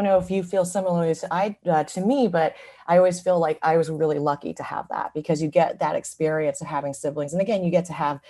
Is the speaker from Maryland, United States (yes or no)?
no; San Francisco, California, United States; I'm 100% a California native and kid. Grew up in San Francisco.